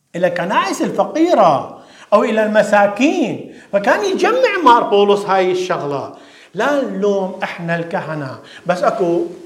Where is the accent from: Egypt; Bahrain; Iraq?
Iraq; now in London, United Kingdom; في بلادنا الشرقية بالعراق